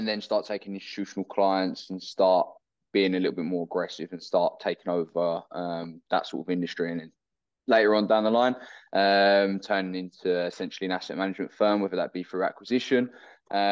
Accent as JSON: {"language": "English", "country": "United Kingdom", "said": "originally from the UK"}